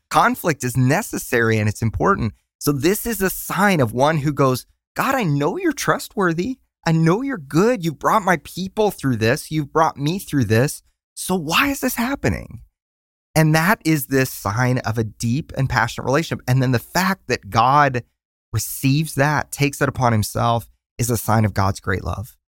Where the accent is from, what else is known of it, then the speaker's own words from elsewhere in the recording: Tulsa, Oklahoma, United States; moved away as an adult; now in Nashville, United States; We're from Tulsa, Oklahoma